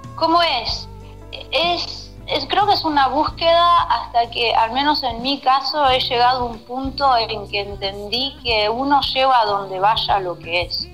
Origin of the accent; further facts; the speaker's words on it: Uruguay; accent: rioplatense; moved away; also born or lived in Switzerland; agarré el acento rioplatense porque tuve la suerte de vivir 5 o 6 años en Uruguay cuando era